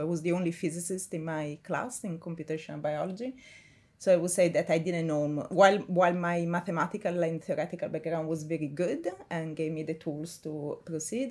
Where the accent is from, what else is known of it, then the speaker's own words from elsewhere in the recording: Milan, Lombardy, Italy; moved away as an adult; now in Cambridge, United Kingdom; I'm from Milan, close to Milan